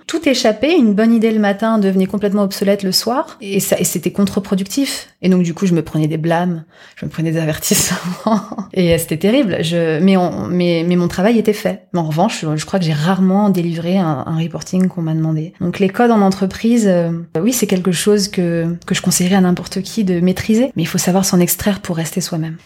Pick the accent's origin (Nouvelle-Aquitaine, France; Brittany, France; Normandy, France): Normandy, France; j'ai été élevée, j'ai grandi en Normandie